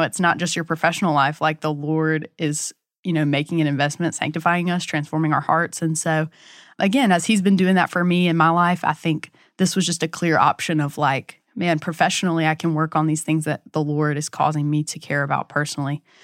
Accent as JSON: {"language": "English", "town": "Hattiesburg", "region": "Mississippi", "country": "United States", "said": "I'm from Hattiesburg, Mississippi"}